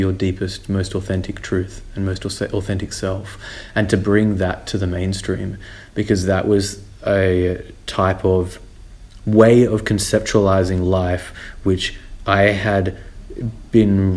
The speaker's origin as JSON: {"language": "English", "town": "Sydney", "region": "New South Wales", "country": "Australia", "said": "I'm from Sydney, Australia"}